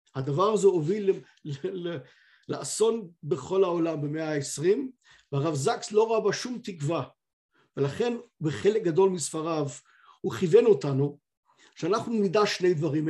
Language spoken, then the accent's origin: Hebrew; United Kingdom; אני כבריטי